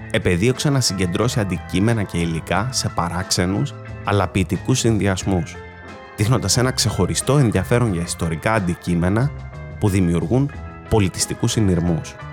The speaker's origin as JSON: {"language": "Greek", "country": "Greece", "tie": "born there", "said": "Πολύ όμορφο γιατί είμαι περήφανο που γεννήθηκα στην Ελλάδα αλλά πάντα ένα ληξιαρχικό στοιχείο."}